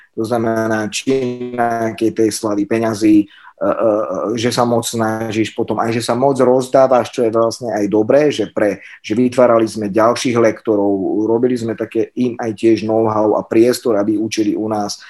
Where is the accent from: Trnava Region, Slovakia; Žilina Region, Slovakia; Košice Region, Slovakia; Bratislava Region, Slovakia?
Trnava Region, Slovakia; Sereď; ja som zo Seredi